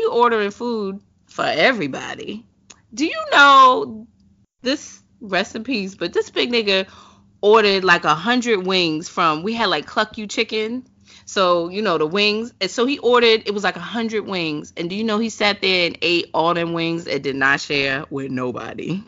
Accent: New York, United States; growing up in New York, we used to go to City Island

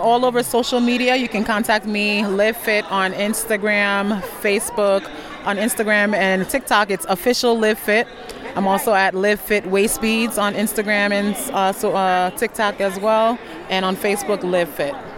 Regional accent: Ghana; moved away; I'm a licensed fitness instructor and I'm from Ghana, West Africa.

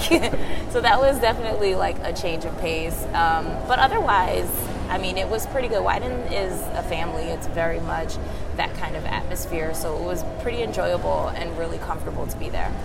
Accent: Philadelphia, Pennsylvania, United States; I'm from Philly

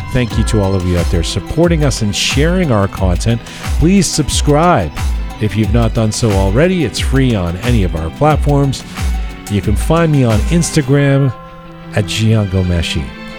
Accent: Masjid-e-Suleiman, Khuzestan, Iran; I mentioned that I was from Masjid-e-Suleiman, Khuzestan, the first city in the Middle East where oil was discovered.

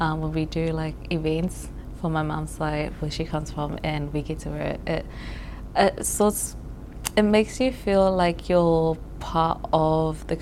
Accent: Fiji; also born or lived in Tuvalu; now in New Zealand; I was born here, but I was raised in Fiji

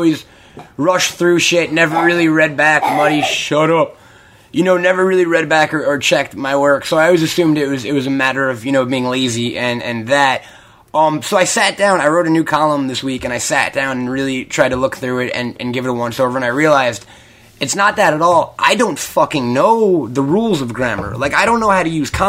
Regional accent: Long Island, New York, United States; I went to public school my whole life in Long Island.

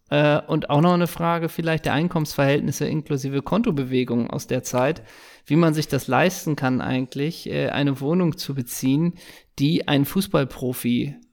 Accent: Hamburg, Germany; ich bin Hamburger Kaufmann

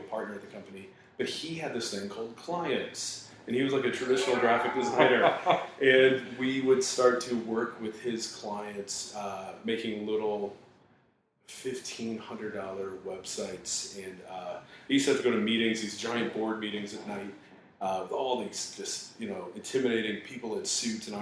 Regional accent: Florida, United States; now in St. Louis, United States; I grew up in Florida.

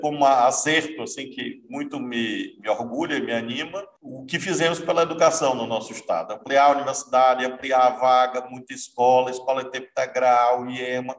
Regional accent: Brazil; nós somos brasileiros, brasileiros, brasileiras

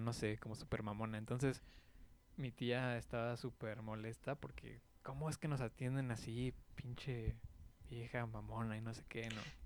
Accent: Mexico; como buen mexicano

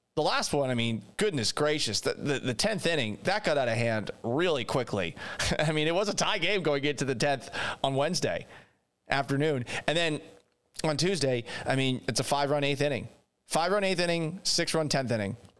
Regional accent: Boston, Massachusetts, United States; moved away; also born or lived in Seattle / Houston; I grew up in Boston.

